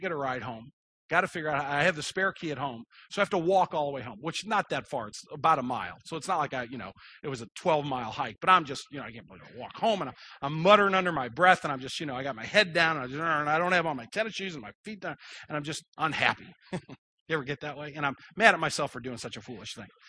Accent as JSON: {"language": "English", "town": "Kirkwood", "region": "Missouri", "country": "United States", "tie": "born or raised there", "said": "I grew up in Kirkwood, I know exactly where East Madison is"}